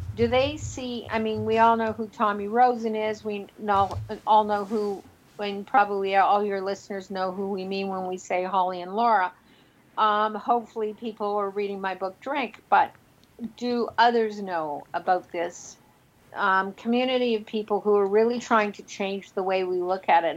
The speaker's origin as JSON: {"language": "English", "town": "Toronto", "region": "Ontario", "country": "Canada", "tie": "born or raised there", "said": "Toronto, my hometown"}